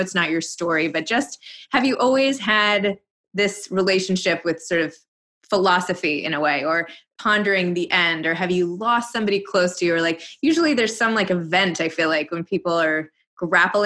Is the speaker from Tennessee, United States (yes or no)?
no; New York City, New York, United States; I'm from New York City.